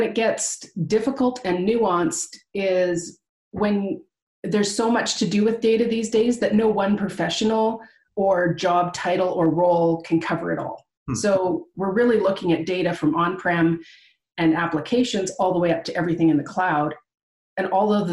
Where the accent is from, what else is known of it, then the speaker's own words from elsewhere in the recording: Canada; I am from Canada